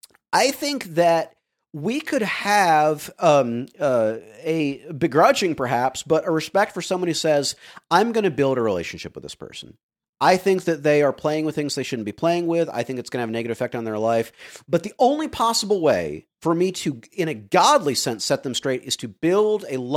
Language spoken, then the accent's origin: English; the South, United States; I grew up in the South as a preacher's kid.